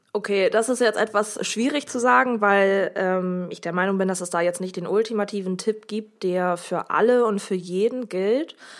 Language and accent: German; Oldenburg, Lower Saxony, Germany; ich komme auch aus Oldenburg